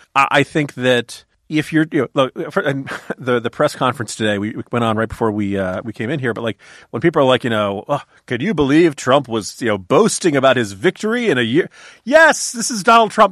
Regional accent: Virginia, United States; My home state of Virginia

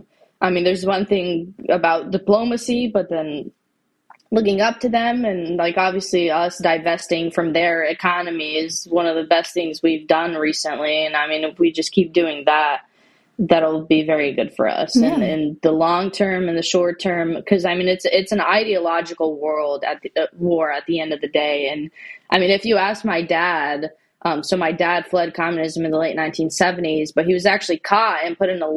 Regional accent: California, United States; And so that's why I'm from California.

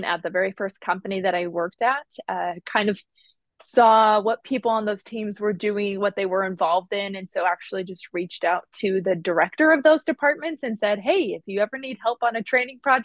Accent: Utah, United States; now in Midwest, United States; I'm originally from Utah, but I currently live in the Midwest

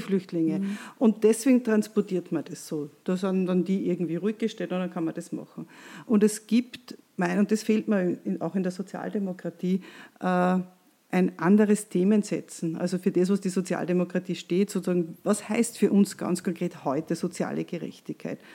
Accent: Austria; bei uns in Österreich

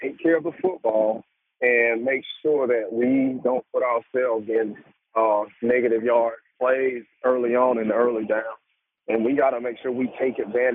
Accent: United States; I grew up in Court Hill

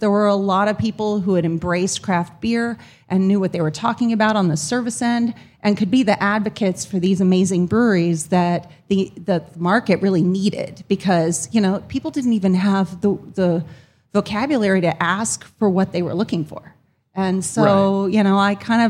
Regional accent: Chico, California, United States; moved away as an adult; also born or lived in New York; I was from Chico, California is my hometown

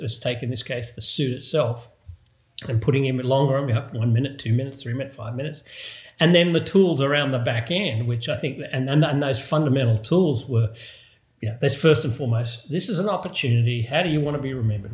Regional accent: Australia; growing up in Australia, obviously, given the accent

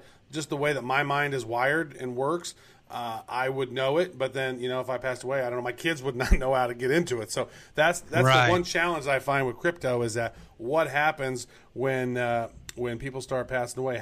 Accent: Kansas City, United States; wearing my hometown jersey

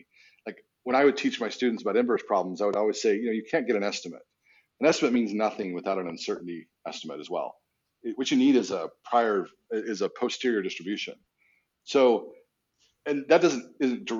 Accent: Utah, United States; I grew up in Utah, so not Texas.

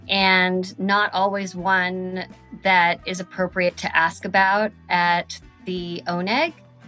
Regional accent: Flagstaff, Arizona, United States; So when I tell people that I'm originally from Arizona, they'll say, oh, there's not a big Jewish population in Flagstaff, is there?

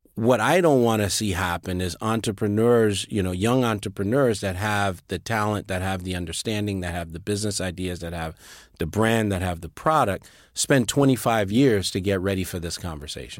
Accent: Liberia; moved away as an adult; also born or lived in Sierra Leone; now in United States; I was born and raised in Liberia.

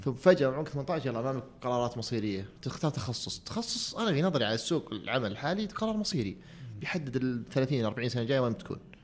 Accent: Abha, Asir, Saudi Arabia; also born or lived in Riyadh / United States; انا كنت في الصيف في ابها انا في القريه قريتنا وين في السوده

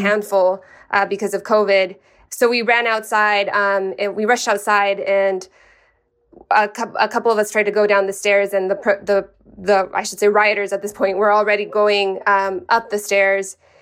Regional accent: El Paso, Texas, United States; moved away as an adult; now in Sacramento, United States; my hometown

